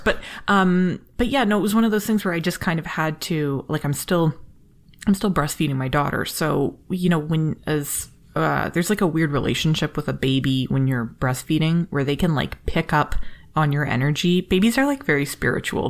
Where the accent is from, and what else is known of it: Canada